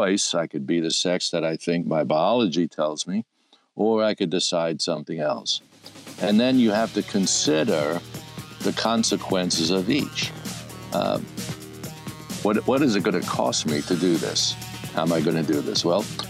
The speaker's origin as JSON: {"language": "English", "town": "New York City", "region": "New York", "country": "United States", "tie": "born or raised there", "said": "Brooklyn, New York. That, by the way, is my hometown."}